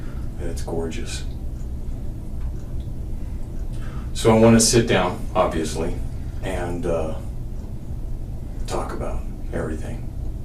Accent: Denver, Colorado, United States; I grew up in Denver.

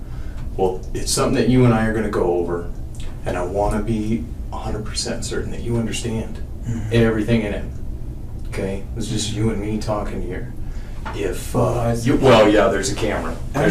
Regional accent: Denver, Colorado, United States; I grew up in Denver.

